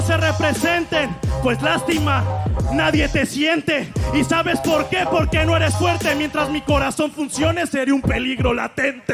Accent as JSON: {"language": "Spanish", "country": "Mexico", "said": "hacemos todos los mexicanos"}